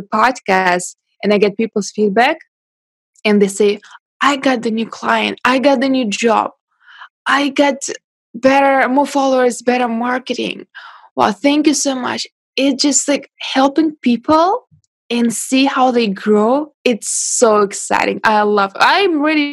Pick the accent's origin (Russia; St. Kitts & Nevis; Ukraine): Russia; English is a second language; moved away as an adult; now in China; I was born in Russia and I moved to China 8 years ago.